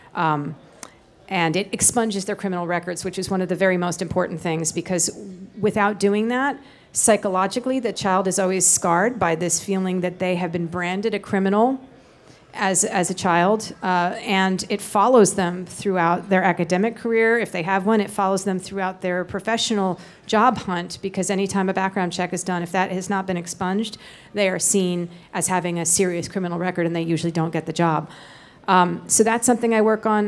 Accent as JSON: {"language": "English", "town": "Tenafly", "region": "New Jersey", "country": "United States", "tie": "born or raised there", "also_born_or_lived": "Manhattan, New York", "said": "We grew up in Tenafly, New Jersey"}